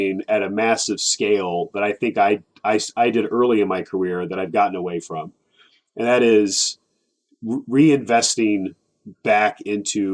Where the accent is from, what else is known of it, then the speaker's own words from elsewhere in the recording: Bethalto, Illinois, United States; also born or lived in Decatur, Illinois; I grew up in Bethalto